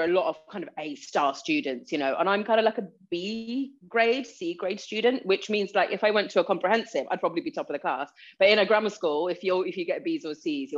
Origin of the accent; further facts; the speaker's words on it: Gravesend, South East England, United Kingdom; also born or lived in Leeds; I was born in Leeds and then moved down south to Gravesend when I was about four. So that's why I don't have the accent.